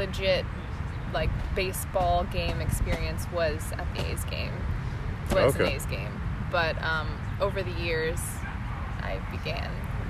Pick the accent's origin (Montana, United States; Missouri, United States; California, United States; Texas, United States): California, United States; Hayward; also born or lived in Los Angeles, United States; Okay, I was born in Hayward, California.